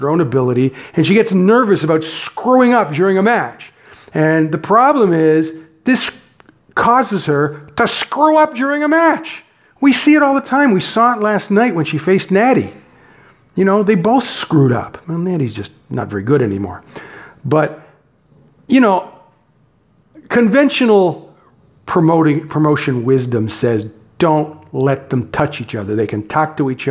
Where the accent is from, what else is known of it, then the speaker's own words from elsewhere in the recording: Canada; I'm Canadian